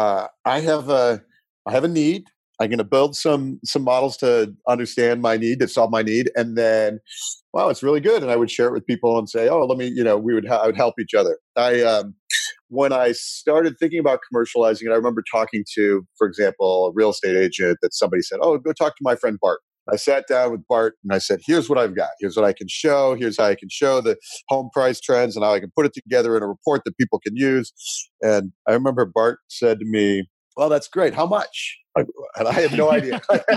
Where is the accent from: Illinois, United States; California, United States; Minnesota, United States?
Illinois, United States; Chicago; moved away as an adult; also born or lived in Silicon Valley; I grew up in Chicago and went to school out west